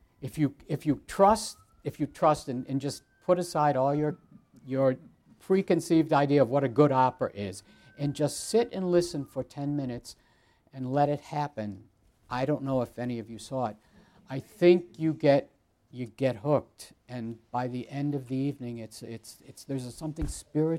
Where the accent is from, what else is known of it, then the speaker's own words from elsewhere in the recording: United States; also born or lived in Boston; I'm American